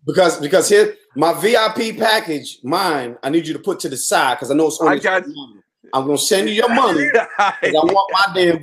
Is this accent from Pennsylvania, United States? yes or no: no; New York City, New York, United States; I'm from Brooklyn, New York City.